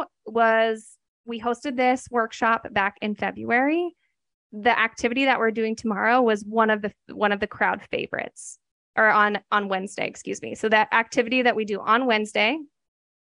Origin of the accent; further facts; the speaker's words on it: Oregon, United States; I'm from Oregon.